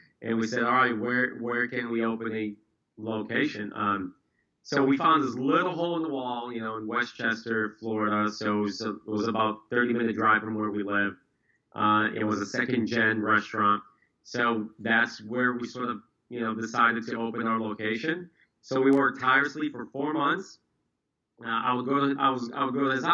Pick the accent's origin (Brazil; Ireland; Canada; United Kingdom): Brazil; now in United States; I was actually born and raised in Brazil, moved to the States right around 2001